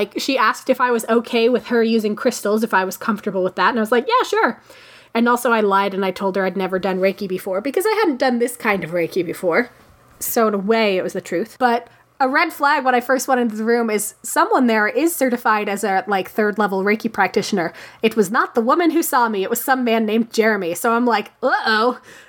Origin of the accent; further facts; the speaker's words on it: Minerva, Ohio, United States; My home state of Ohio. I hail from Minerva, probably, where I was spotted 41 years ago to this month-ish.